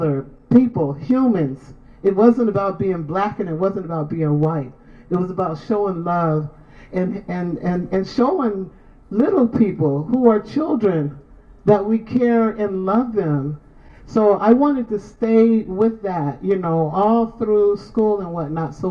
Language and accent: English; San Francisco, California, United States; also born or lived in Sacramento; I'm from San Francisco. I was born in Sacramento, but I'm from San Francisco. So I went through elementary, junior high, and high school.